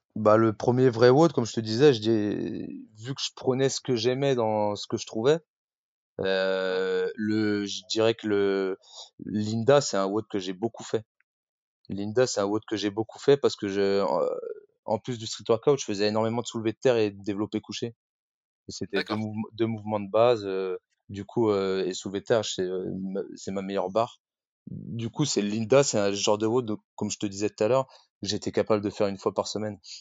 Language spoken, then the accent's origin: French; Rennes, Brittany, France; moved away as an adult; now in Paris, France; à la base, je suis originaire de Rennes et je vis à Paris maintenant depuis 10 ans.